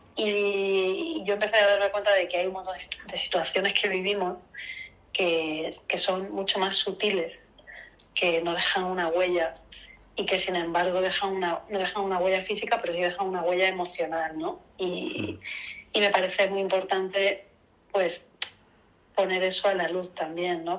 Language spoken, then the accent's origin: Spanish; Seville, Andalusia, Spain; yo soy de Sevilla